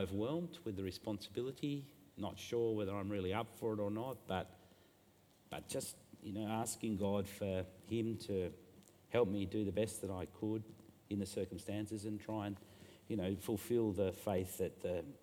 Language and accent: English; Burnie, Tasmania, Australia; also born or lived in Hobart; when I was a kid growing up in Burnie